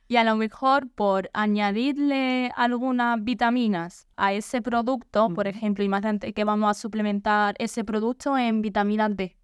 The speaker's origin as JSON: {"language": "Spanish", "town": "Manilva", "region": "Andalusia", "country": "Spain", "said": "soy del mismo pueblo de Elena, de bueno, de yo soy precisamente de Manilva"}